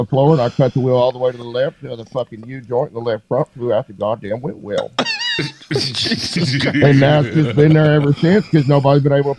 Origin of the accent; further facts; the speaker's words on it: Woodford County, Kentucky, United States; moved away as an adult; also born or lived in Lexington, Kentucky; I grew up in Woodford County. It's horse country.